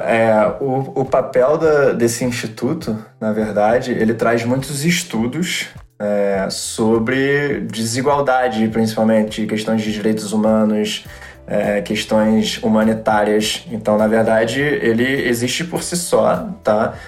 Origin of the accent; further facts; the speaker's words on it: Brazil; nós que somos brasileiros